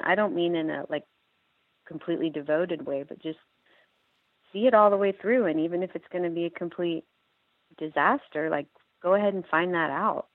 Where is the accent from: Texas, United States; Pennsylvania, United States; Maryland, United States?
Texas, United States; Austin; I'm from Austin, Texas